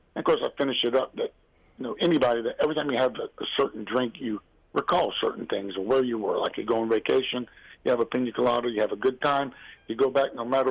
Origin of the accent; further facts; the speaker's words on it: coast of Georgia and North Florida, United States; I'm from the South anyway, and I grew up around the coast of Georgia and North Florida